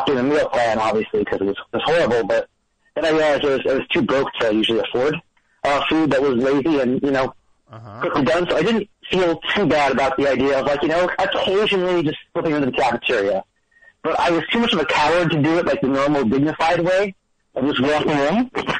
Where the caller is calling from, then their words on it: New York, United States; I'm calling from Brooklyn.